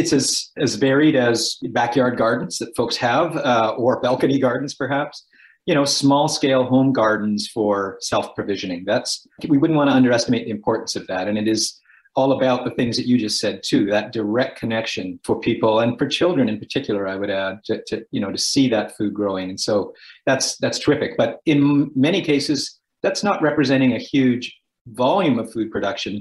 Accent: Edmonton, Alberta, Canada; I grew up in Edmonton

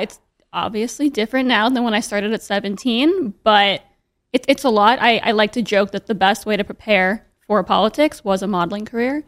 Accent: New York City, New York, United States; I was, like, very, very lucky growing up in New York City.

